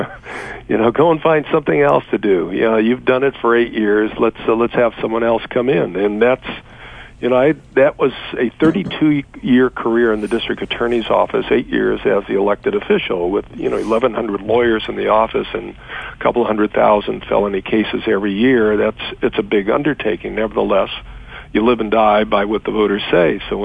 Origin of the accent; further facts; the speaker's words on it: Los Angeles, California, United States; born and raised in Los Angeles